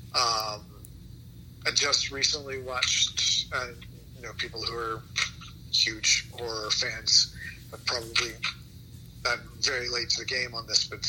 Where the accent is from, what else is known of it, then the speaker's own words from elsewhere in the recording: Nashville, Tennessee, United States; moved away as an adult; also born or lived in Ohio / New York; I grew up in Nashville, Tennessee, right near Vanderbilt University.